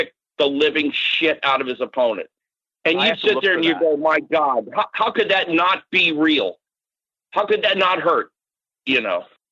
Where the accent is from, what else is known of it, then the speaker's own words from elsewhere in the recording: Florida, United States; also born or lived in Natick, Massachusetts; growing up in Florida